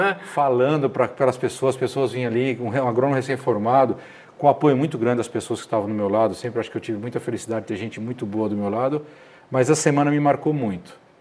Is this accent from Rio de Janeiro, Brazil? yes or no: no; Paraná, Brazil; moved away as an adult; also born or lived in Spain / Londrina / Ribeirão Preto; Nasci na beira do Rivaí, em Vatuba, criado sempre nas fazendas, nos sítios